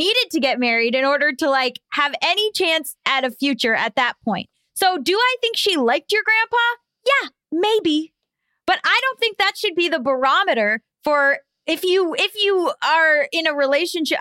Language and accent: English; Florida, United States; I was sadly from Florida